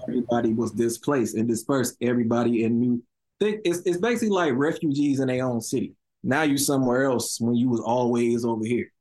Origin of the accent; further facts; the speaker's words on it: Chicago, Illinois, United States; I'm from over east. Now that would be 71st Street and all that. I'm from East 71st